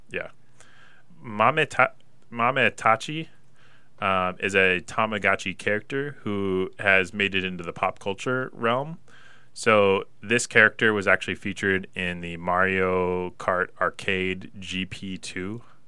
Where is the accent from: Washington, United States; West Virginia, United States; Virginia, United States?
Washington, United States; Pullman; growing up in Pullman, small little town